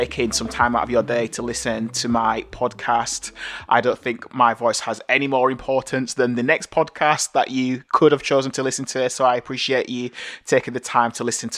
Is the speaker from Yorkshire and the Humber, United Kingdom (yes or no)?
yes; Bradford, Yorkshire and the Humber, United Kingdom; I was born here in Bradford, St. Luke's Hospital, in 1981